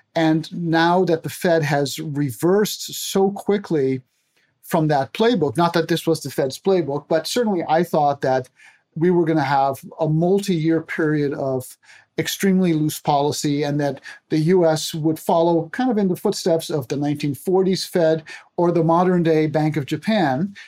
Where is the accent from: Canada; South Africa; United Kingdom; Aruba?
Aruba; moved away as an adult; now in United States; I grew up, born and raised in Aruba of Dutch parents, found my way to the U S, and I have been here my whole adult life